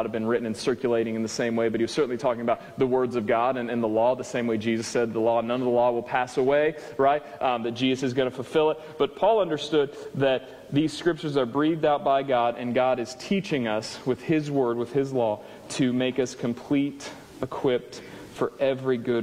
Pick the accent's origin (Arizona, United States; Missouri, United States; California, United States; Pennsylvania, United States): Missouri, United States; Springfield; moved away; I'm from Springfield? We don't come up north